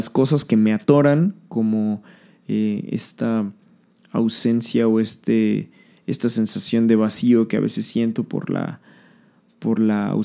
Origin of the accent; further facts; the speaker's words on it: Mexico City, Mexico; born there; now in Riviera Maya, Mexico; ya no vivo en la ciudad donde nací, en la Ciudad de México. He vivido en muchos lugares de la República